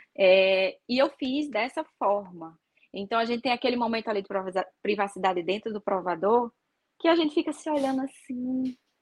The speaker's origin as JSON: {"language": "Portuguese", "town": "Natal", "region": "Rio Grande do Norte", "country": "Brazil", "said": "na minha cidade, que, né, que eu sou de Natal"}